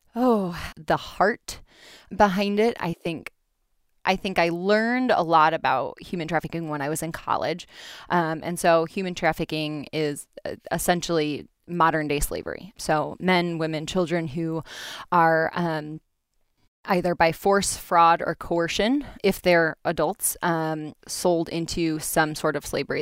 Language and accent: English; Grand Rapids, Michigan, United States; I am from Grand Rapids, grew up here, and stayed on the wonderful west side of Michigan